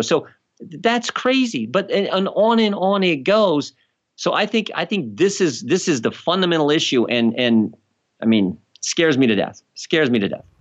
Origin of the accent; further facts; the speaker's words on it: United States; I'm American